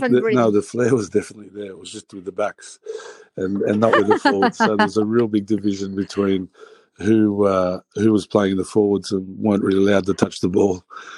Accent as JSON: {"language": "English", "country": "Australia", "also_born_or_lived": "Narbonne, France", "accent": "Australian", "moved": "as an adult", "said": "it would be a very sad day if I lost my Australian accent"}